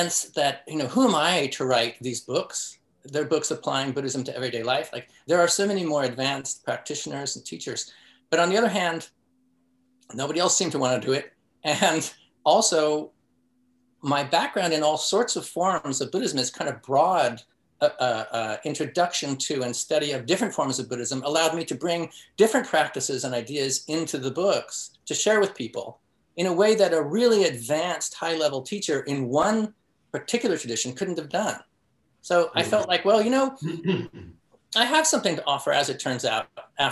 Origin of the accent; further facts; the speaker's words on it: San Francisco, California, United States; I grew up in San Francisco